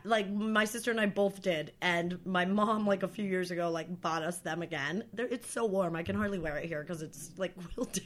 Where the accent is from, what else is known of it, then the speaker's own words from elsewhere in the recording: Plattsburgh, New York, United States; moved away; also born or lived in Vermont; Plattsburgh is like like up that up north that far up north